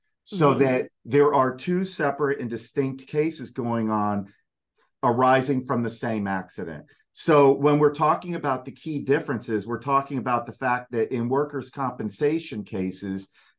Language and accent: English; Delray Beach, Florida, United States; I am from Florida. I'm a Florida native. My dad actually was born in Delray Beach, which is down in Palm Beach County. I myself was born there, and I spent most of my time in Palm Beach County.